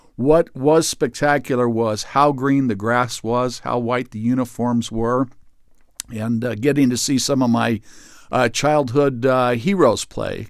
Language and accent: English; North Las Vegas, Nevada, United States; growing up in North Las Vegas